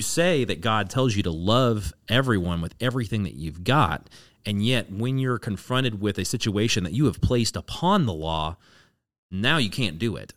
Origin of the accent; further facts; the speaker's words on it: DFW area, Texas, United States; now in Austin, United States; I grew up in the DFW area